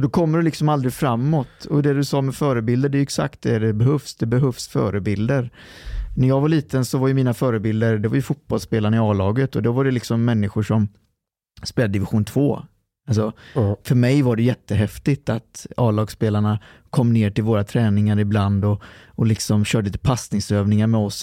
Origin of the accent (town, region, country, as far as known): Lidköping, Västra Götaland, Sweden; born or raised there; also born or lived in Trollhättan